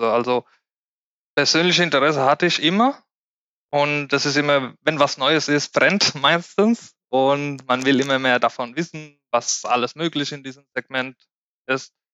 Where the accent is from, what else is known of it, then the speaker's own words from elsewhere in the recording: Spain; German is a second language; now in Germany; Ich komme ursprünglich aus Spanien, bin gebürtiger Spanier. Und vor neun Jahren kam ich nach Deutschland mit dem Ziel, Deutsch zu lernen.